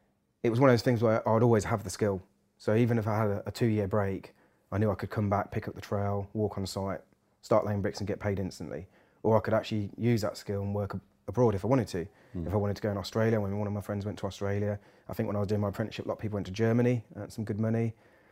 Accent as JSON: {"language": "English", "town": "Peterborough", "region": "East of England", "country": "United Kingdom", "tie": "born or raised there", "said": "I'm born and bred in Peterborough"}